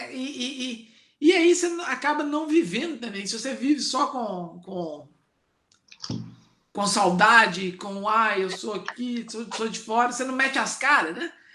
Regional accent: Matozinhos, Minas Gerais, Brazil; moved away as an adult; eu com certeza desgarrei de, de, de Matozinhos, mas não nego de onde eu vim

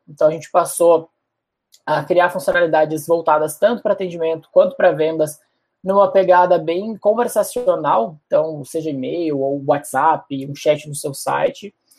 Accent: Porto Alegre, Rio Grande do Sul, Brazil; accent: gaúcho; moved away as an adult; also born or lived in Florianópolis; now in São Paulo, Brazil; eu sou de Porto Alegre mesmo. Morei lá até os 19, depois passei três anos em Floripa. E agora estou há dois aqui em São Paulo

